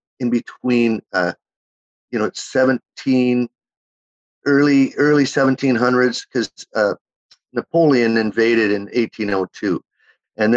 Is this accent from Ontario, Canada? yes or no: no; Winnipeg, Manitoba, Canada; accent: Canadian twang; also born or lived in Chile; I was from Winnipeg, Manitoba, you know, right on the middle of the prairies